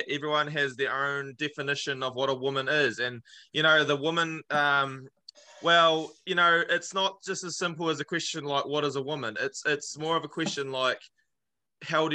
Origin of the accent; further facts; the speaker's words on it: Clinton, Otago, New Zealand; Clinton, which is my hometown